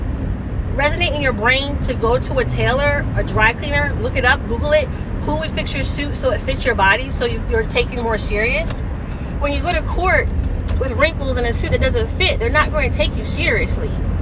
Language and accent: English; United States; I so happen to be American too